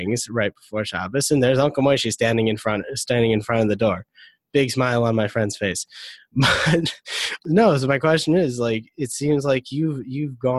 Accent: Detroit, Michigan, United States; I'm from Detroit

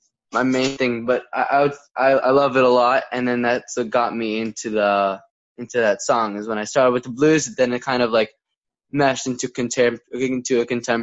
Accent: New York, United States; Upstate New York.

